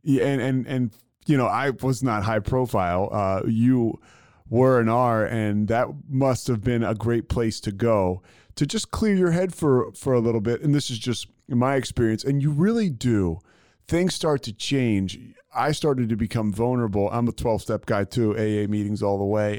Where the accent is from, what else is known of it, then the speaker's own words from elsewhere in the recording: Philadelphia, Pennsylvania, United States; I grew up in Philadelphia, and I grew up, you know, uh, you know, in high school in the '90s